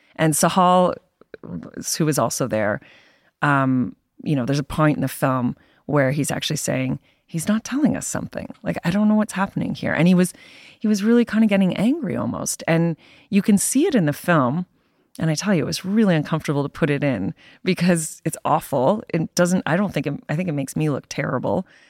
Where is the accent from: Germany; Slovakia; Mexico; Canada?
Canada; being a Canadian working for the Toronto Star